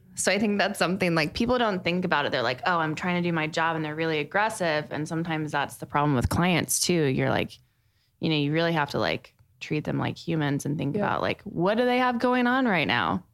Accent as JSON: {"language": "English", "town": "Plano", "region": "Texas", "country": "United States", "tie": "born or raised there", "also_born_or_lived": "Austin, Texas", "lives_now": "Dallas, United States", "said": "growing up in Plano"}